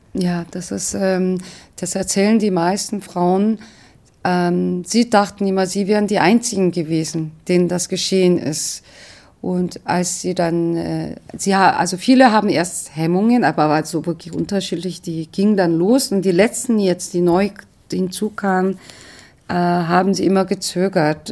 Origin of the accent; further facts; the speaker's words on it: South Korea; now in Germany; eine Koreanerin